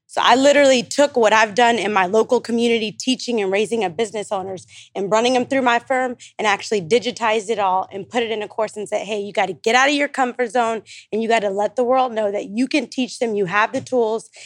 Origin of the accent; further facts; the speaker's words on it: Stockton, California, United States; now in Dallas, United States; I'm from Stockton, California, but I live in, like, Dallas, Texas